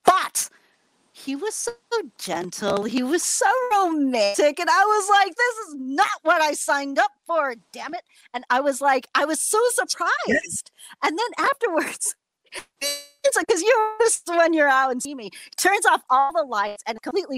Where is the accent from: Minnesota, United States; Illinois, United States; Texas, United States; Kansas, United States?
Illinois, United States; Chicago; I grew up in the Chicago suburbs. I an all white Chicago suburbs